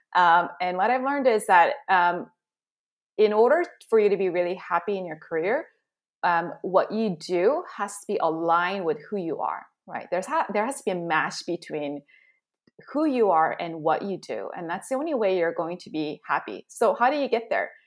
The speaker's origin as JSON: {"language": "English", "region": "Southern California", "country": "United States", "tie": "born or raised there", "also_born_or_lived": "South Korea", "said": "came back to Southern California in seventh grade"}